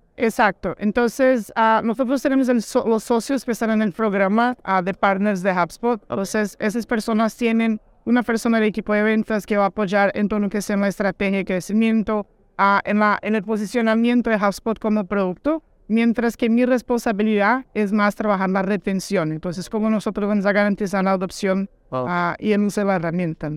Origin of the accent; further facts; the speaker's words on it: Brazil; Soy un brasileño un poquito diferente